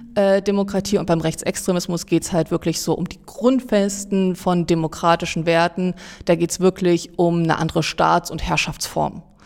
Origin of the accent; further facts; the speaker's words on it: Saxony-Anhalt, Germany; moved away as an adult; also born or lived in Jena; Aber ich komme ursprünglich aus Sachsen-Anhalt